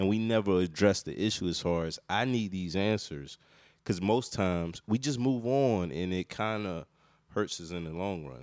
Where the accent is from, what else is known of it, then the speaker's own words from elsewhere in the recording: North Carolina, United States; also born or lived in Washington, D.C.; I grew up in North Carolina, but I was born in D C and we moved to North Carolina to get away from the violence and stuff like